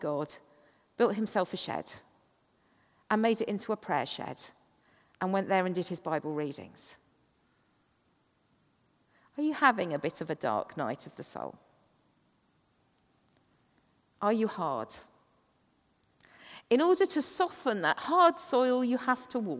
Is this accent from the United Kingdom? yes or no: yes; Kent, South East England, United Kingdom; I come from Kent, the chalk cliffs of the Downs.